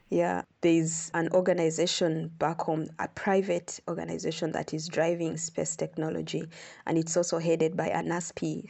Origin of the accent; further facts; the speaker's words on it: Uganda; moved away as an adult; now in South Africa; I come from Uganda. I'm an astronomer. I like to say that I'm a Ugandan and an astronomer.